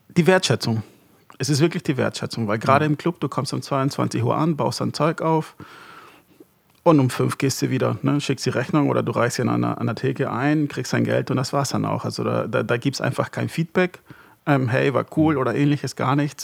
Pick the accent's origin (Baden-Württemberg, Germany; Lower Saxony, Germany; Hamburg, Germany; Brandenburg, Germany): Hamburg, Germany; moved away as an adult; also born or lived in Marburg; ich bin in Hamburg groß geworden